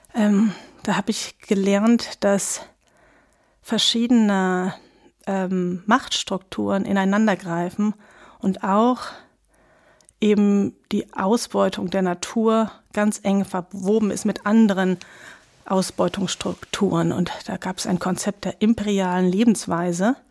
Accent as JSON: {"language": "German", "town": "Lübeck", "region": "Schleswig-Holstein", "country": "Germany", "tie": "born or raised there", "said": "ich habe eine enge Bindung zu Lübeck, wo ich aufgewachsen bin"}